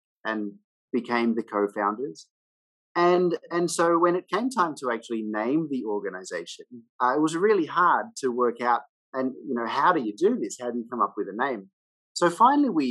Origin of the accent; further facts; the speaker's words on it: Australia; moved away as an adult; now in Hanoi, Vietnam; I'm an Australian and I live in Vietnam. I've been here now since 2002